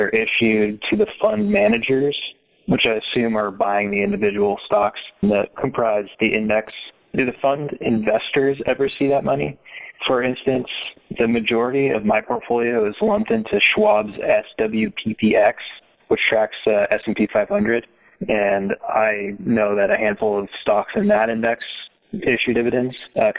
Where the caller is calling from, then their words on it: Oregon, United States; I'm calling from Oregon.